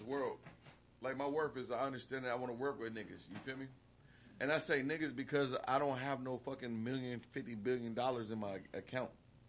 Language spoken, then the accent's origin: English; Long Beach, California, United States; moved away; also born or lived in Arizona; I was born in Long Beach, California.